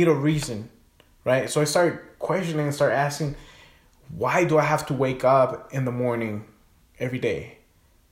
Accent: Guatemala; moved away; also born or lived in California; I grew up in Guatemala, but I was born in California.

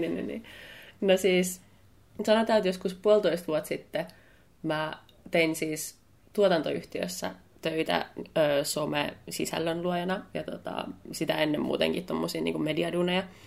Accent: Helsinki, Uusimaa, Finland; Mä oon helsinkiläinen ammattivalokuvaaja

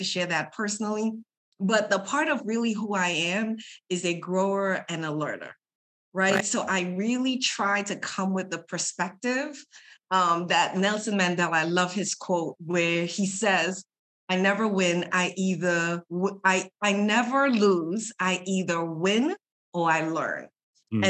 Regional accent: Trinidad & Tobago; moved away; I am a Caribbean woman. I'm originally from Trinidad and Tobago

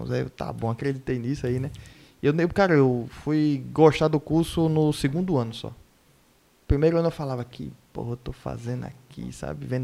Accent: Recife, Pernambuco, Brazil; born there; nasci em Recife, mas pô, eu sou...

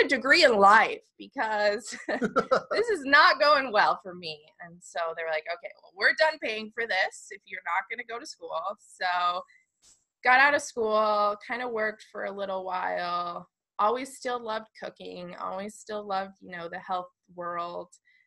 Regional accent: Park City, Utah, United States; also born or lived in Arizona; So I grew up in Park City, Utah. We moved there from Arizona when I was about 10. So I've spent the majority of my life in Park City

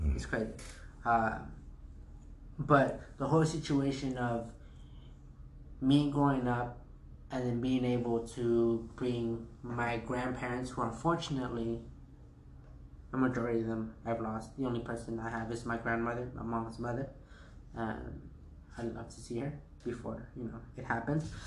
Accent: United States; I was actually the first kid to be born here in the United States

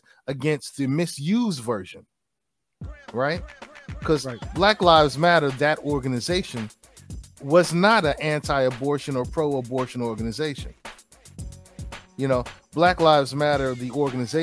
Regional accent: New York City, New York, United States; moved away; I'm shamelessly from Brooklyn, New York, originally.

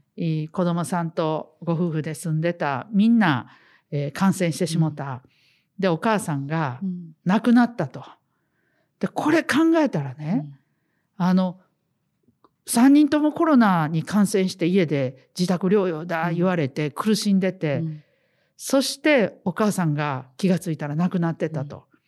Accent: Osaka, Japan; 私たちはまあ地元大阪ですけどね

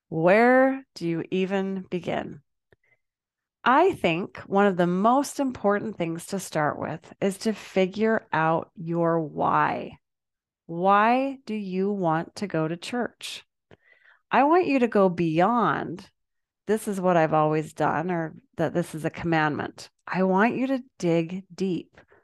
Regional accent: Salt Lake City, Utah, United States; Growing up in Salt Lake City, we always went to church together as a family

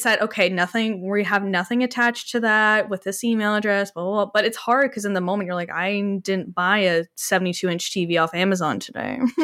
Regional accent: Canada; I'm speaking as obviously a Canadian

